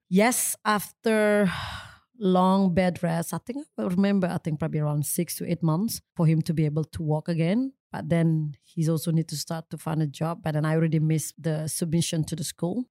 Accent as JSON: {"language": "English", "region": "Bali", "country": "Indonesia", "tie": "born or raised there", "second_language": "English", "said": "I'm come from Bali, obviously. Small town is actually located north is of Bali"}